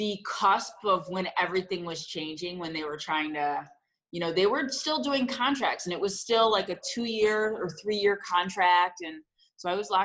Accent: Chicago, Illinois, United States; also born or lived in Champaign; we're from the Chicago area. So, you know, we're not small town girls.

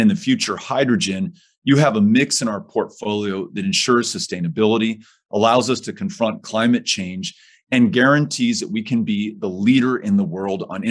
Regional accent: El Paso, Texas, United States; my hometown of El Paso

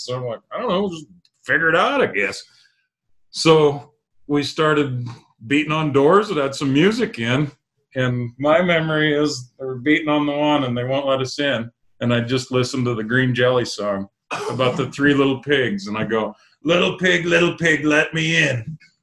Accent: Jordan, Montana, United States; I'm from Eastern Montana. We're isolated as hell.

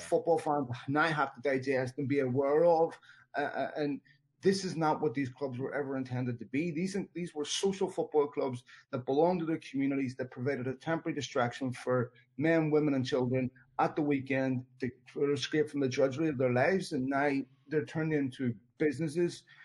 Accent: Belfast, Northern Ireland, United Kingdom; I was born in Belfast in the 70s, grew up there in the 80s

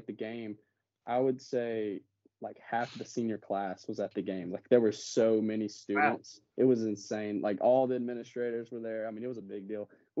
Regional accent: Georgia, United States; born or raised there

